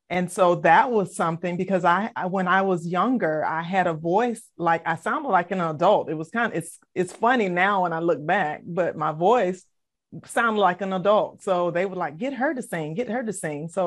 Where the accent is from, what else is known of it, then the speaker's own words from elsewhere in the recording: Savannah, Georgia, United States; also born or lived in Philadelphia, Pennsylvania; I was born in Philadelphia, but I was raised in Savannah, Georgia, in a single parent home with my mom. And I am one of five of the children that she birthed. And I was, um, you know, we, we were brought up Baptist.